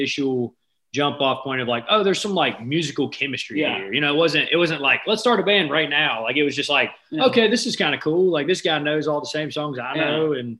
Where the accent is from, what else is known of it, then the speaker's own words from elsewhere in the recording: Mobile, Alabama, United States; moved away as an adult; now in Nashville, United States; So we're both from Mobile, Alabama, originally